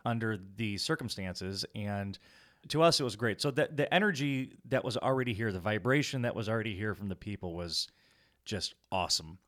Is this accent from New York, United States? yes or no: no; Rockford, Illinois, United States; we hail from Rockford, Illinois